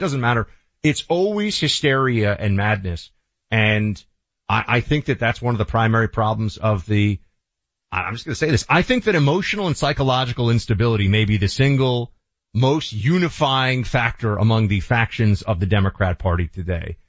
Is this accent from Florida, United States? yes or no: yes; Florida, United States; born or raised there